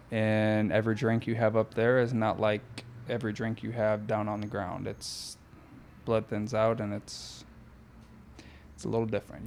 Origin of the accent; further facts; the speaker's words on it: Florida, United States; moved away as an adult; now in Northwest Indiana, United States; I grew up in Florida.